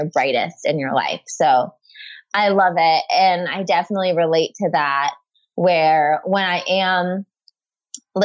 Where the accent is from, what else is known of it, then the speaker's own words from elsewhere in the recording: around New York City, United States; moved away as an adult; now in Santa Monica, United States; growing up in, you know, around New York City